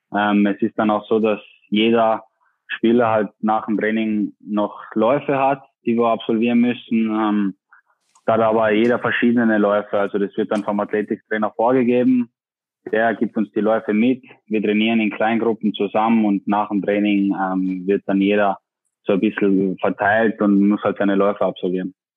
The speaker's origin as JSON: {"language": "German", "region": "Tyrol", "country": "Austria", "accent": "Austrian dialect", "moved": "yes", "lives_now": "Bremen, Germany", "said": "mein Dialekt ist nicht weg"}